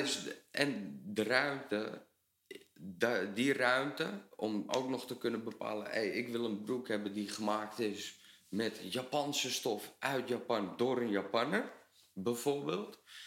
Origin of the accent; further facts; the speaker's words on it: Netherlands; we als Nederlander